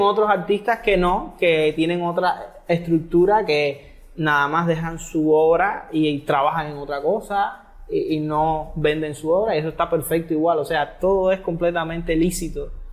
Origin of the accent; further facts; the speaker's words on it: Havana, Cuba; moved away as an adult; also born or lived in Holbox, Mexico; now in Yucatán, Mexico; yo vengo de Cuba, de La Habana, Cuba